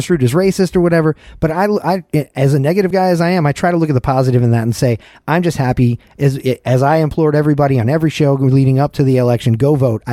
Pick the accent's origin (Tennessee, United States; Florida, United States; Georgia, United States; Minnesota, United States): Georgia, United States; moved away; My home state of Georgia